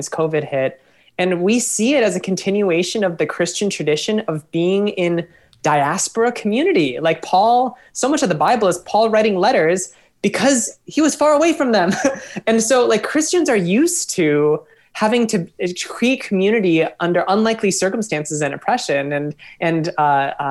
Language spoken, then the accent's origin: English; Minneapolis, Minnesota, United States; I'm from Minneapolis, spent 10 years away, came back